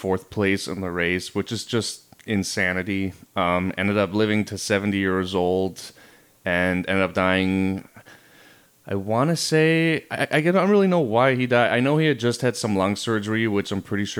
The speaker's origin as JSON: {"language": "English", "country": "Germany", "tie": "born or raised there", "moved": "yes", "said": "So Tabby and I grew up in Germany"}